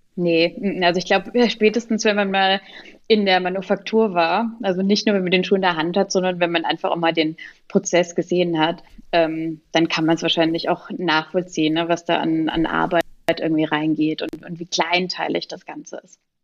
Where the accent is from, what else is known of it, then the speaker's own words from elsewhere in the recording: Pirmasens, Rhineland-Palatinate, Germany; ich komme aus Pirmasens